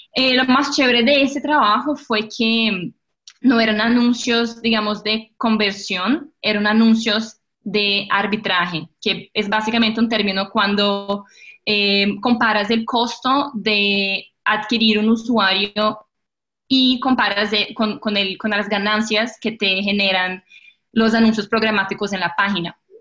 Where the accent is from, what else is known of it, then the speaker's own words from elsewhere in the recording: Brazil; accent: portuñol; Spanish is a second language; moved away as an adult; now in Colombia; yo nací y crecí en Brasil